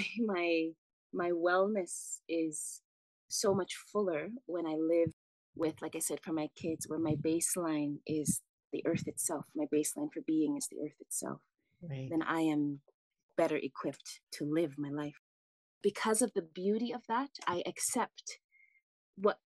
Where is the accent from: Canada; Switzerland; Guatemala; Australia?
Canada; Vancouver, British Columbia; also born or lived in Chicago, Illinois, United States; now in Kaslo, Canada; having been born in Chicago, growing up in Vancouver.